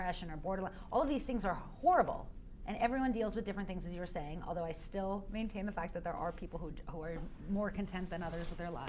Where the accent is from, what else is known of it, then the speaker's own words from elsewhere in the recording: Washington, District of Columbia, United States; growing up in Washington, D.C.